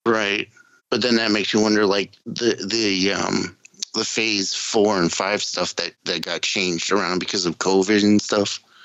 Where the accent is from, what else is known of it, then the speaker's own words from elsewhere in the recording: New England, United States; accent: New England; my New England accent